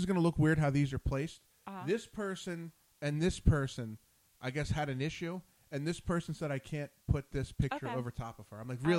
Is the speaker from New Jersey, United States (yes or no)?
yes; New Jersey, United States; moved away; I'm from Jersey